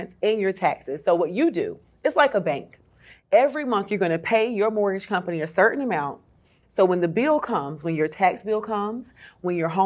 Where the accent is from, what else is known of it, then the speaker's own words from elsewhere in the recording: Fayetteville, North Carolina, United States; I'm from Fayetteville, North Carolina, a military town